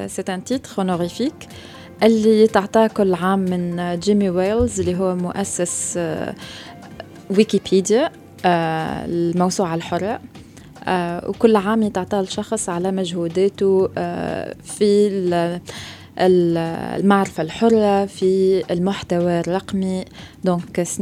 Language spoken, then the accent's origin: Arabic; Tunisia; بالضبط دونك كيل هي منظمه اسستها انا وشباب اخرين من تونس